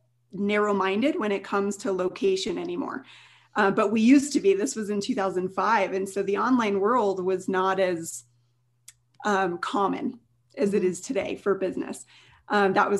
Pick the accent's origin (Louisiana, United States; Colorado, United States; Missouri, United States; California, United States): Colorado, United States; also born or lived in Denver, Colorado; I'm from Colorado